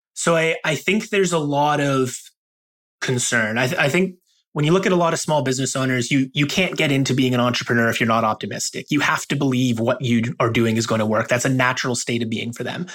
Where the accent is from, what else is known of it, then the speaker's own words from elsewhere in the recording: Toronto, Ontario, Canada; I'm from Toronto